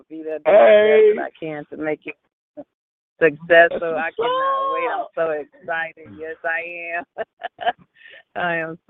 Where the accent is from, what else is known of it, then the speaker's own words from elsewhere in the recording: Chicago, Illinois, United States; I'm from Chicago.